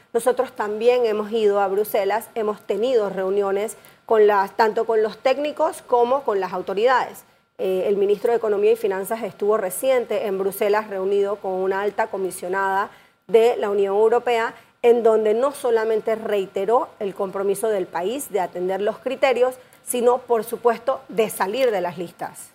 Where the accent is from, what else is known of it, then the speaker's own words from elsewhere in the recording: Panama; todos como panameños